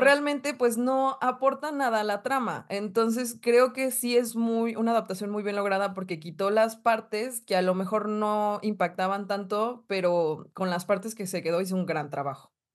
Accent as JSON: {"language": "Spanish", "region": "northern Mexico", "country": "Mexico", "accent": "Polanco", "said": "Toda norteña"}